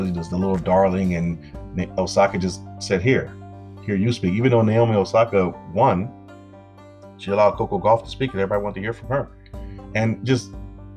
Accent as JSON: {"language": "English", "town": "Compton", "region": "California", "country": "United States", "tie": "born or raised there", "said": "I grew up in Compton"}